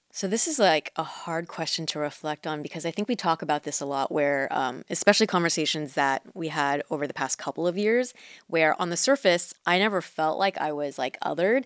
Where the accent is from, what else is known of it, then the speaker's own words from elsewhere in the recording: Mission Viejo, California, United States; first language Mandarin; English is a second language; I grew up in Orange County, mm-hmm. and there are parts of Orange County that have like Asian populations, but Mission Viejo, where I was at the time